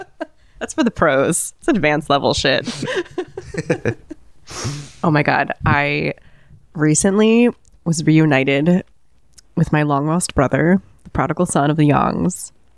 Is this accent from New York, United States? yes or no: yes; New York City, New York, United States; as a New Yorker